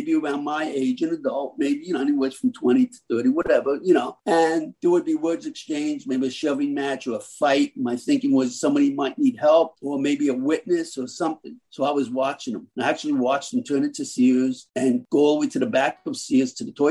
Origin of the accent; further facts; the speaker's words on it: Long Island, New York, United States; moved away as an adult; also born or lived in Miami, Florida; now in South Florida, United States; I'm originally from New York. I graduated from a small town at the end of Long Island.